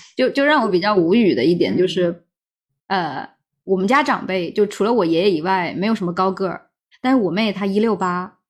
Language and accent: Chinese; Fujian, China; 咱们闽南这边十六岁不是要摆酒宴的吗